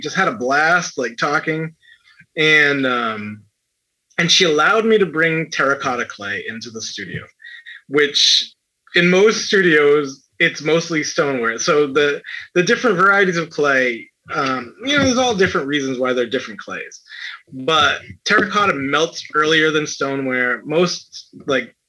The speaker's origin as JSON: {"language": "English", "town": "New Bedford", "region": "Massachusetts", "country": "United States", "said": "I'm from New Bedford, which is a very big Portuguese population in Massachusetts"}